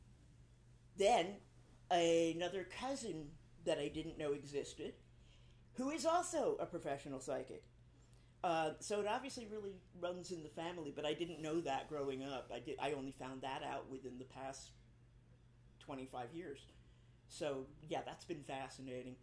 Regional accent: New York City, New York, United States; moved away as an adult; now in New Orleans, United States; I grew up in New York City

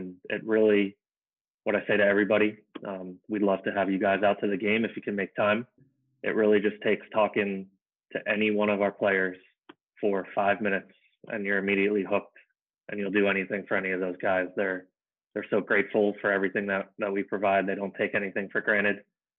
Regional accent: New Jersey, United States; moved away as an adult; now in Baltimore, United States; I grew up in Jersey, moved down here in 2012

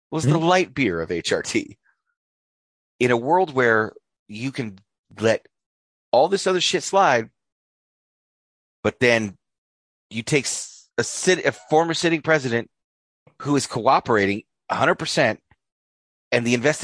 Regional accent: North Idaho, United States; We're Northern Idahoans. North Idahoans.

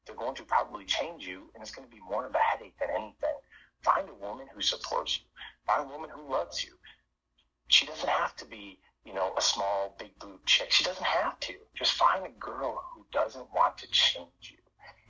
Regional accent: the North, United States; My wife is a Southern Baptist woman. I am from the North.

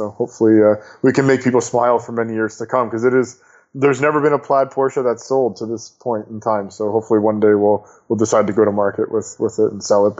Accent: Canada; Hockey is, you know, I'm Canadian, so I guess that's fitting.

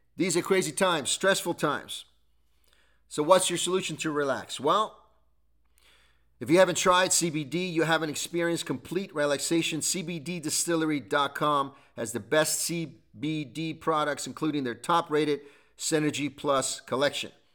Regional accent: United States

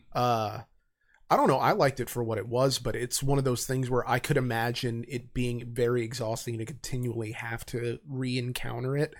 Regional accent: United States; being an American

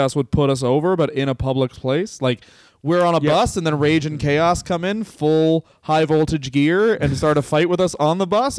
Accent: Canada; But yes, I'm from Canada.

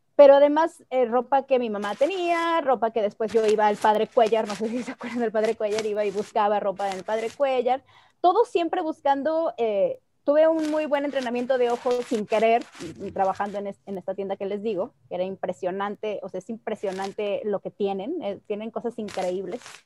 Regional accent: Mexico; first language Spanish; nosotras tres nacimos en México sin una decisión propia

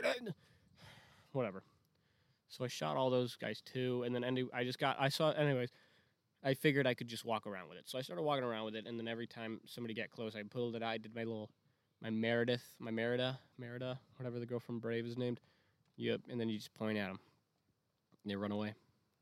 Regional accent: Wisconsin, United States; I'm from Wisconsin.

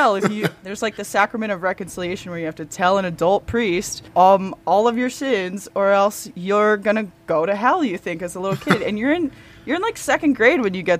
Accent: Southampton, Pennsylvania, United States; growing up outside of Philadelphia. In Southampton, PA

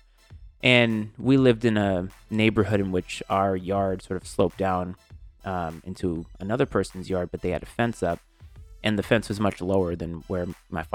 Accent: Bristol, Rhode Island, United States; I grew up in a small town called Bristol, Rhode Island. And so I grew up in the New England region my whole life.

